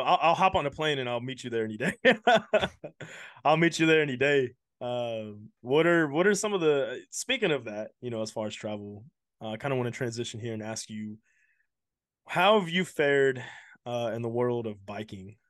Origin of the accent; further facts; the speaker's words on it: Houston, Texas, United States; I'm from Houston